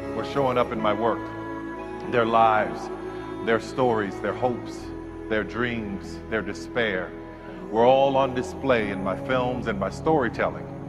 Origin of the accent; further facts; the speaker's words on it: New Orleans, Louisiana, United States; I grew up in New Orleans